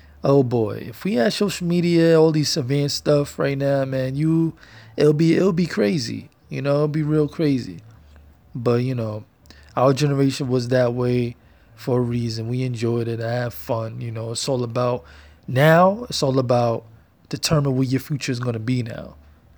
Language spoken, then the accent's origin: English; New York City, New York, United States; I'm from Harlem, New York, feel me? Born and raised